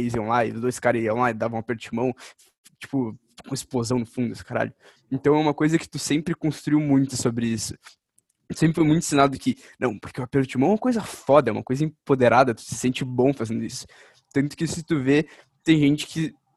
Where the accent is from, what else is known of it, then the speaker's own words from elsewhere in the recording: Brazil; como brasileiro